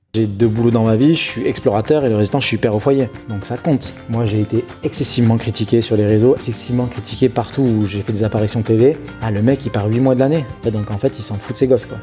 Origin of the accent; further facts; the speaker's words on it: Bordeaux region, Nouvelle-Aquitaine, France; now in Biarritz, France; je suis natif de la région bordelaise. Euh, j'ai passé une partie de mon enfance euh, euh, pas très loin, dans ces eaux-là.